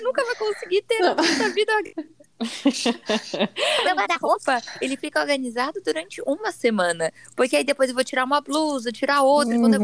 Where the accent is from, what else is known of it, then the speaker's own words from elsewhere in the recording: Brazil; todos somos brasileiros